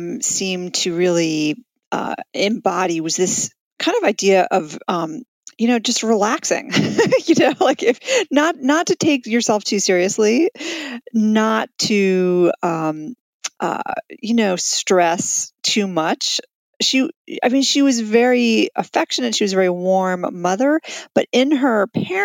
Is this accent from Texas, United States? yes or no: no; New York City, New York, United States; also born or lived in Colorado; now in Washington, D.C., United States; I grew up in Manhattan with her